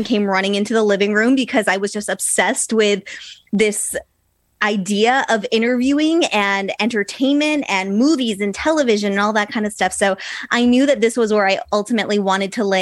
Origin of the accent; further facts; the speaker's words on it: Mattapoisett, Massachusetts, United States; moved away as an adult; now in California, United States; I grew up in Massachusetts down in a super small town called Mattapoisett